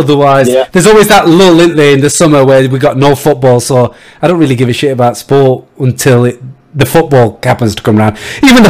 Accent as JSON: {"language": "English", "region": "Yorkshire and the Humber", "country": "United Kingdom", "said": "I'm from Yorkshire."}